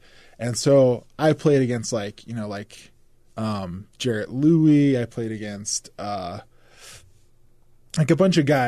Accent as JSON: {"language": "English", "town": "Bountiful", "region": "Utah", "country": "United States", "tie": "born or raised there", "also_born_or_lived": "Orem", "said": "We eventually got to Bountiful. I went to Viewmont High eventually."}